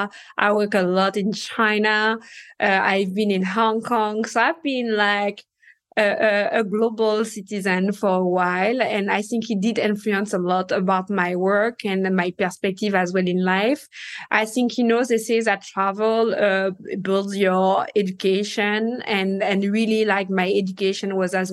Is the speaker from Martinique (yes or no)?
yes; Martinique; accent: French accent plus the Caribbean spice; English is a second language; moved away as an adult; also born or lived in Paris, France / New York, United States; now in The Hamptons, United States; I was born and raised in Martinique